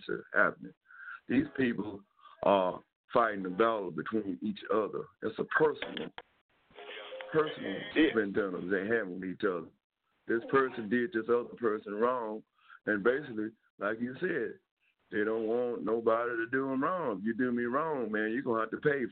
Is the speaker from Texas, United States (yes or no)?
yes; Dallas, Texas, United States; I grew up in South Dallas. I know half the kids and half the kids' parents, and I went to school in South Dallas.